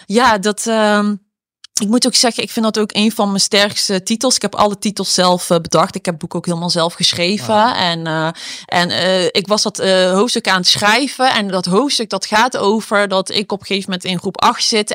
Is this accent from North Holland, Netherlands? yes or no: no; Eindhoven, North Brabant, Netherlands; ik ben dus opgegroeid in Eindhoven